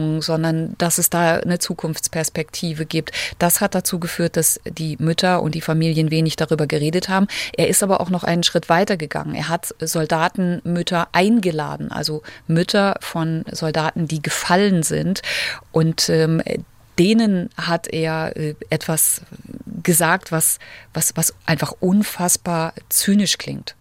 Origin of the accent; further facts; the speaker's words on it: Germany; now in Moscow, Russia; bei uns in Deutschland